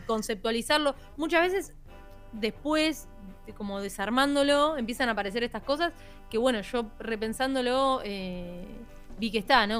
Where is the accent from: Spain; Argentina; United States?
Argentina; La Plata, Buenos Aires Province; Yo soy de La Plata.